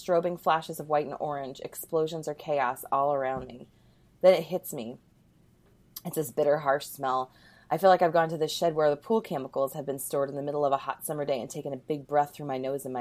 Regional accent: Canada; I'm Canadian

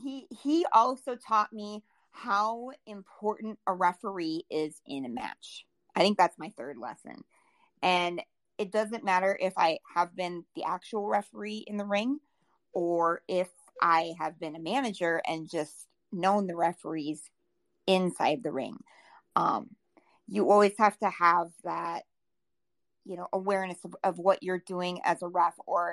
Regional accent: South Dakota, United States; So every time I say I'm from South Dakota, you get that person that's like, oh, you must go to Mount Rushmore a lot. No, Mount Rushmore is 8 hours from me.

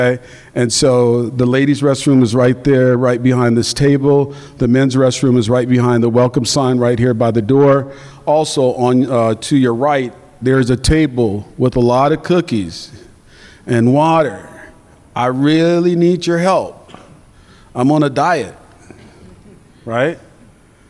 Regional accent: Tucson, Arizona, United States; I'm a native from Tucson, native Arizona, by the way, of Tucson

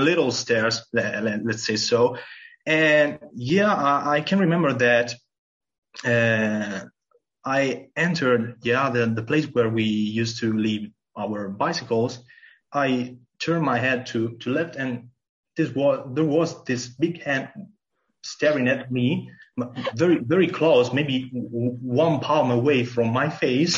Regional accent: Mesagne, Apulia, Italy; English is a second language; moved away as an adult; also born or lived in Pavia / Verona; a small country called Mezzagne

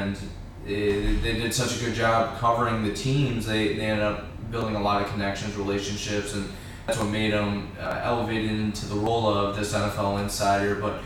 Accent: Toledo, Ohio, United States; I interned in Toledo this summer, my hometown, at WTOL 11

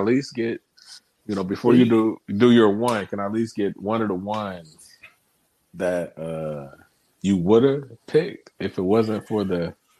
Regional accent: Cleveland, Ohio, United States; I'm from Cleveland

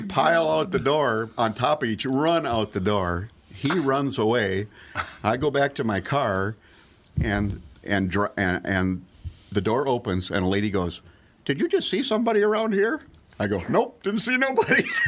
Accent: Bloomington, Minnesota, United States; I grew up in Bloomington, mm-hmm. Minneapolis

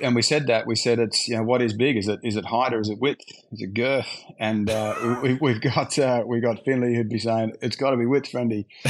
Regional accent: Canberra, Australian Capital Territory, Australia; moved away; I'm from Canberra

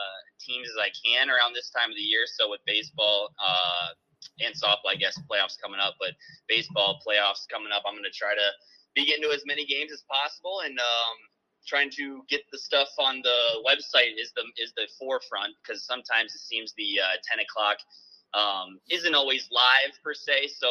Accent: Wisconsin, United States; moved away as an adult; now in Ottumwa, United States; I grew up in Wisconsin

